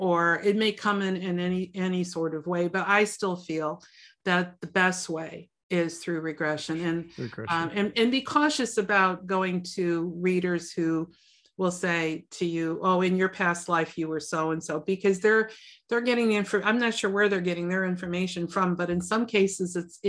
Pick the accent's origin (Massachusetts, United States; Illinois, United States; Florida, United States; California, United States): Illinois, United States; Chicago; I was born and raised in Chicago. I mean, you know, spent all my life in the city, and I kept thinking, what am I doing here?